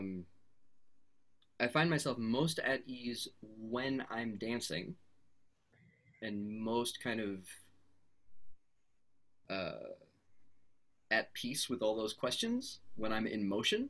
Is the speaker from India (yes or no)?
no; United States; also born or lived in Canada / Beirut, Lebanon; I was raised in the States